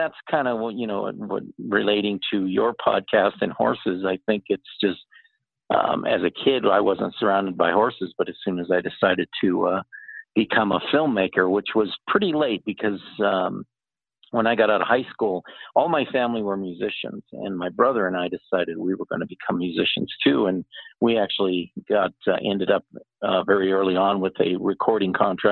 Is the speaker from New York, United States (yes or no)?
no; Los Angeles, California, United States; also born or lived in San Francisco; I was raised in the Los Angeles, Orange County area, and then in San Francisco for a while